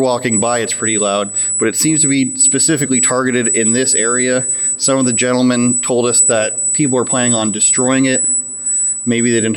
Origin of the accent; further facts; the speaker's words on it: Oshawa, Ontario, Canada; We're here in the city of Oshawa, my hometown